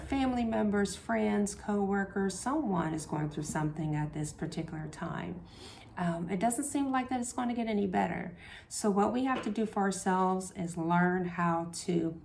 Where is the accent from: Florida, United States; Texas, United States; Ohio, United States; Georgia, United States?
Ohio, United States; Columbus; I grew up in the short north. I grew up on 18th in Cleveland.